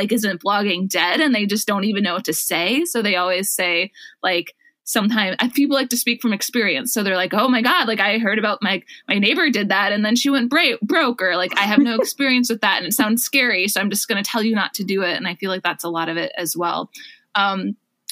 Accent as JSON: {"language": "English", "region": "Wisconsin", "country": "United States", "tie": "born or raised there", "also_born_or_lived": "Minneapolis, Minnesota", "moved": "as an adult", "lives_now": "San Francisco, United States", "said": "I grew up in Wisconsin and I went to college in Minneapolis."}